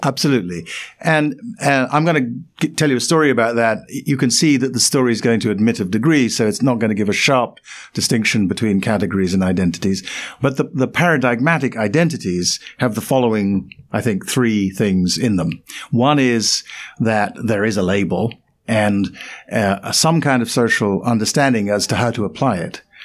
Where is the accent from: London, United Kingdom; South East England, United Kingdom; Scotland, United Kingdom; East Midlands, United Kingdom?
London, United Kingdom; where I was born. In London